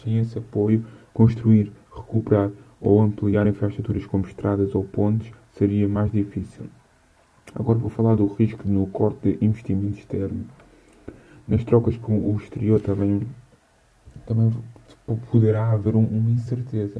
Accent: Portugal; como português, patriota e cidadão de direita

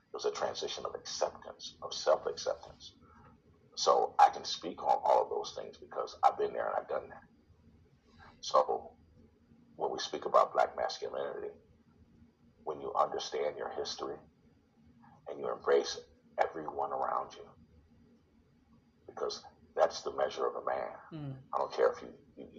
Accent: Detroit, Michigan, United States; I was born and raised in Detroit. Went to high school in Detroit.

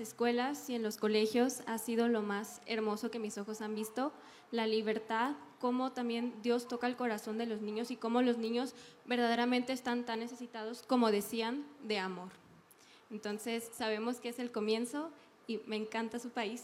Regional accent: Mexico; moved away as an adult; vengo de México

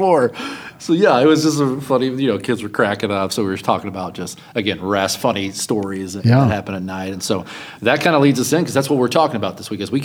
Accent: Louisville, Kentucky, United States; moved away; I grew up in Louisville, Kentucky, at Northeast Christian Church

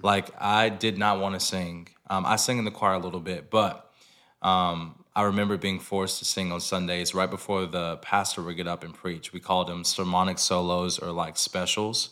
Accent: Lawrenceville, Georgia, United States; moved away; also born or lived in Nashville; I'm from Lawrenceville, Georgia, which is thirty minutes, uh, north of Atlanta.

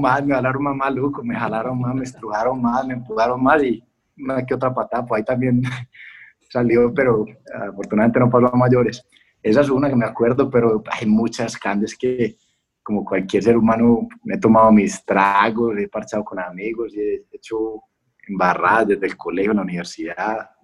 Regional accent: Colombia

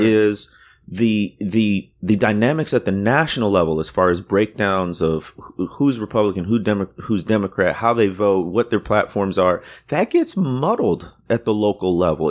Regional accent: Waukegan, Illinois, United States; moved away; also born or lived in Deep South; my town where I grew up, nobody knows it or hear, has heard of it, but it's where, um, uh, the, the author Ray Bradbury came from

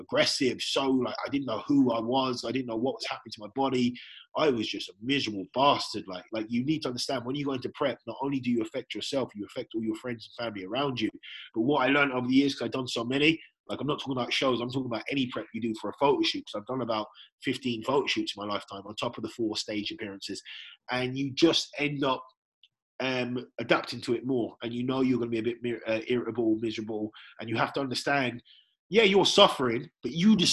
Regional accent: England, United Kingdom; now in Ireland; I'm originally from England

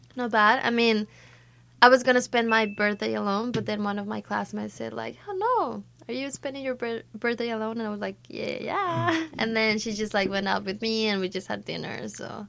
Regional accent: Mexico; English is a second language; moved away as an adult; I'm from Mexico

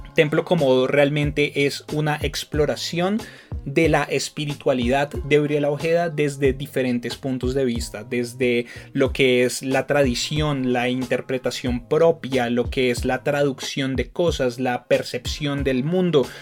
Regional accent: Bogotá, Colombia; Bogotá como Rolo

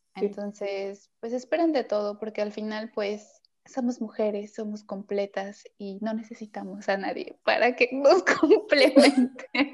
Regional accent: Veracruz, Mexico; also born or lived in Puebla; now in Mérida, Mexico; yo soy de Veracruz, viví en la ciudad del Camote, o sea, en Puebla, y ahora estoy en la ciudad de las Marquesitas

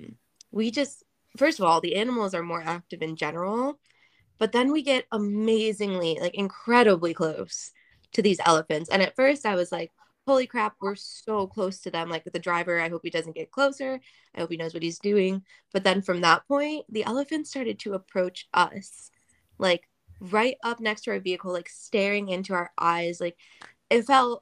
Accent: Ohio, United States; I grew up in Ohio

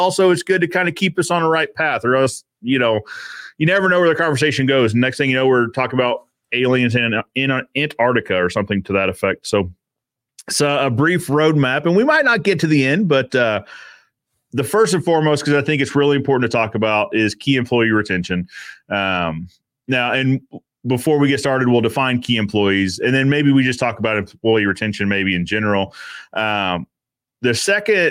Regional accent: Raleigh, North Carolina, United States; moved away; also born or lived in Cary, North Carolina; my hometown of Raleigh, North Carolina

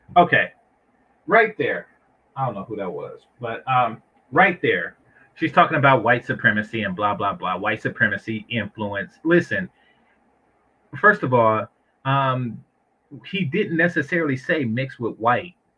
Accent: San Francisco Bay Area, California, United States; I'm from the Bay

